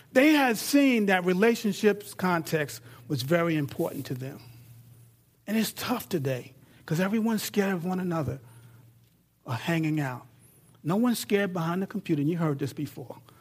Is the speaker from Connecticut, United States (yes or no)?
no; New York, United States; now in Texas, United States; I'm in Texas, I'm from New York